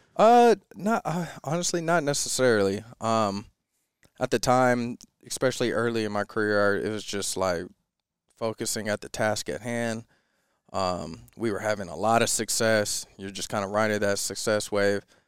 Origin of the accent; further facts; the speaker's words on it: Lakewood, Washington, United States; I grew up in Lakewood, Washington, about an hour south of, uh, Seattle